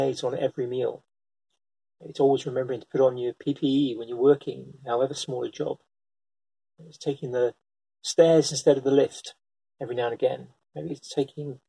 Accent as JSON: {"language": "English", "country": "United Kingdom", "said": "I'm British"}